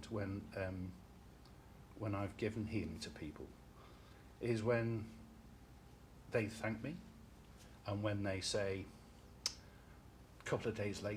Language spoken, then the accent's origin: English; Liverpool, North West England, United Kingdom; growing up in Liverpool